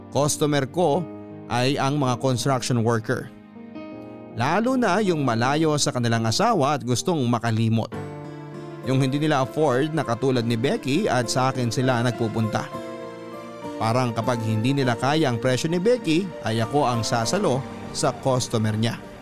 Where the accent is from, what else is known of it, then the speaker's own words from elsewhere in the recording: Philippines; Bilang Pilipino